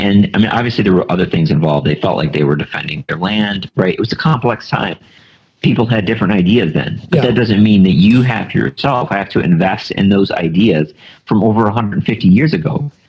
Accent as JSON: {"language": "English", "region": "the North", "country": "United States", "tie": "born there", "said": "I was born in the North, right? So obviously my side won."}